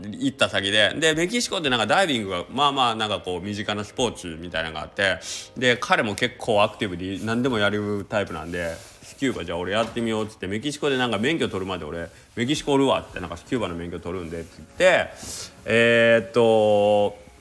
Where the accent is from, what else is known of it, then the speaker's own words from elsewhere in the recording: Kagawa, Japan; also born or lived in Osaka; 僕が香川出身